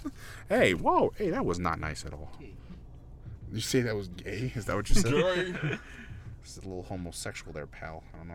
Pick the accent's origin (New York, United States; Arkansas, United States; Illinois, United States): Illinois, United States; Chicago; now in Utah, United States; my parents, they moved from, like, different states. Like, me and my brother, we grew up in Chicago. And we literally left Chicago because we were just like, nah, this is dangerous as fuck. And, you know, we stopped a couple of places, but, like, we settled in Utah